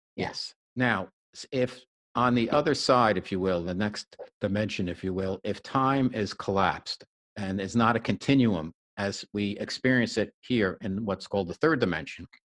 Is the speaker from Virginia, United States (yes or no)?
no; New Jersey, United States; New Jersey based, my home state